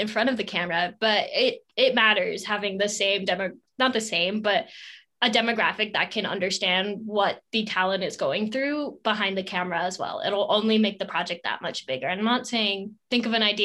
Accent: United States; as an Indian American

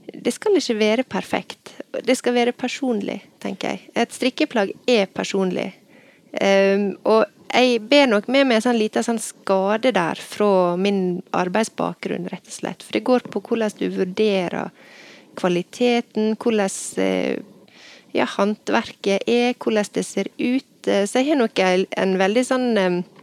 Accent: Ulsteinvik, Møre og Romsdal, Norway; moved away as an adult; now in Bergen, Norway; jeg er fra Ulsteinvik, men jeg flytta til Bergen i 1998

